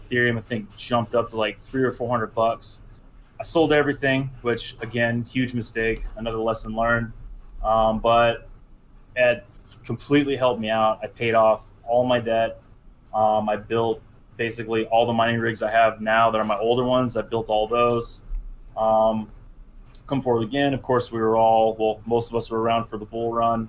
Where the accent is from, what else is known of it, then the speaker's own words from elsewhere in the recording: California, United States; I grew up in California